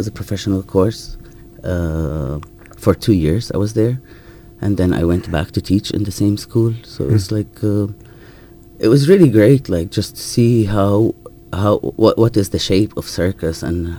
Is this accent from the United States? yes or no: no; Jerusalem, Palestine; moved away as an adult; now in United Kingdom; But since I'm from Jerusalem, so all my documents are, like, an Israeli document, so it's just a little bit easier.